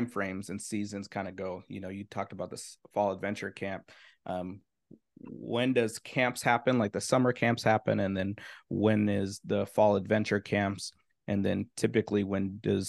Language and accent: English; Minnesota, United States; now in Texas, United States; I'm here in Texas now. I'm originally from Minnesota